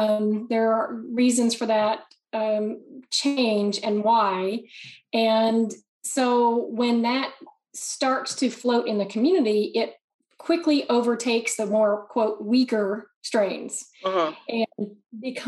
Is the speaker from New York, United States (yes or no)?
no; Oklahoma City, Oklahoma, United States; moved away as an adult; also born or lived in Madison, Wisconsin / Dallas, Texas; I grew up in Oklahoma City, northwest part of Oklahoma City